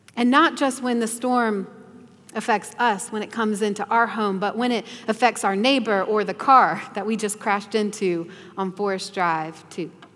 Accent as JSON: {"language": "English", "region": "the South", "country": "United States", "tie": "born or raised there", "said": "growing up in the South"}